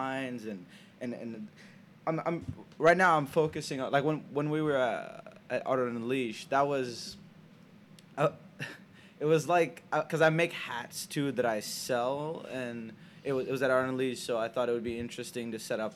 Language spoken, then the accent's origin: English; Senegal; now in United States; I grew up in Senegal, West Africa